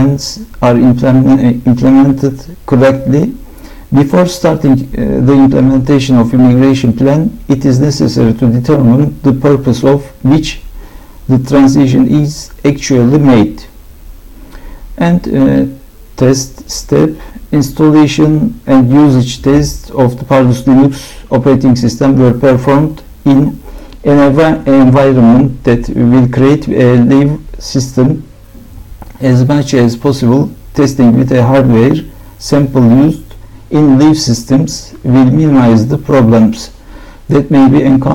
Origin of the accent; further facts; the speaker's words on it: Istanbul, Turkey; I am from Istanbul.